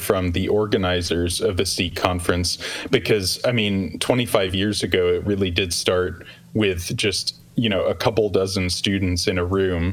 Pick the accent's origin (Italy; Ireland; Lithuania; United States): United States; St. Louis, Missouri; here in my hometown of St. Louis